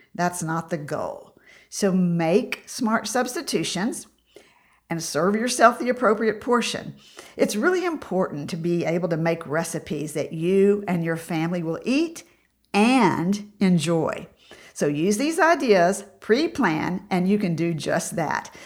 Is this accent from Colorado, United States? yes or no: no; Tennessee, United States; I grew up in Tennessee